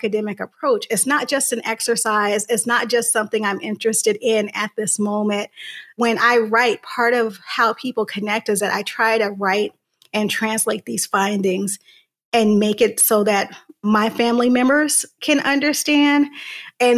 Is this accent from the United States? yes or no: yes; Santa Ana, California, United States; I'm from Southern California, a city called Santa Ana, which is about 30 minutes south of Los Angeles, but still very much a city with big city problems, particularly growing up in the 90s